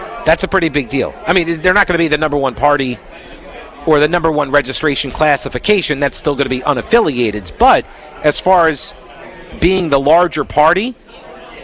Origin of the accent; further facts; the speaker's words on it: New York, United States; now in North Carolina, United States; I'm from New York